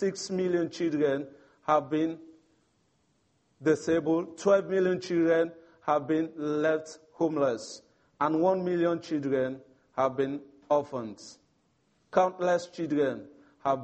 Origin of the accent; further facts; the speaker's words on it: Sierra Leone; moved away; I'm from Sierra Leone, one of the Africa youth